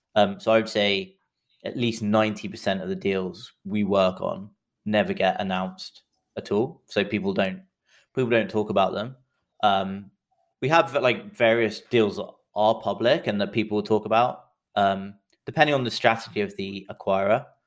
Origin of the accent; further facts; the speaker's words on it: England, United Kingdom; accent: English; moved away as an adult; also born or lived in London; now in San Francisco, United States; as you can tell from the accent, I'm English, but I live in, uh, San Francisco